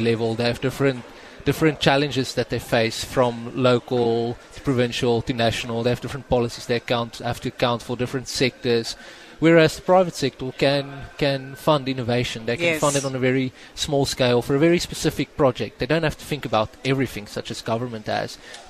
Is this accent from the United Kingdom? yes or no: no; South Africa; the nature of being South African, what we're exposed to, makes us very resilient.